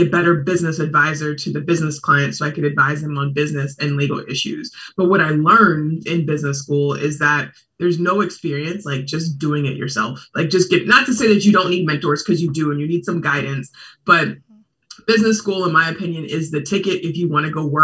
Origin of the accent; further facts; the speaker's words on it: Portland, Oregon, United States; moved away as an adult; now in Bay Area, United States; I was born and raised in Portland.